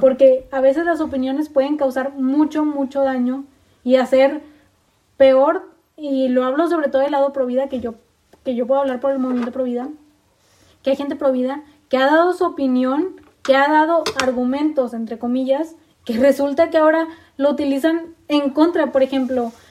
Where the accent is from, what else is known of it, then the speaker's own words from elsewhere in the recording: Mexico; como buena mujer mexicana